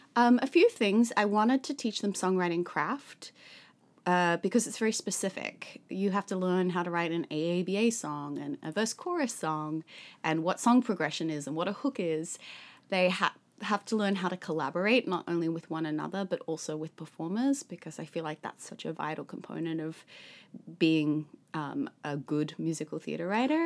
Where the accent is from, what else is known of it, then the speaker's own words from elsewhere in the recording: Sydney, New South Wales, Australia; moved away; I grew up in Sydney, Australia